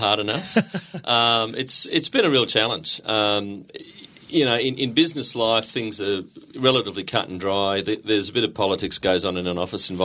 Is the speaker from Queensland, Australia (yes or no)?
yes; Gold Coast, Queensland, Australia; moved away as an adult; I came back to the Gold Coast and I say back because I grew up on the Gold Coast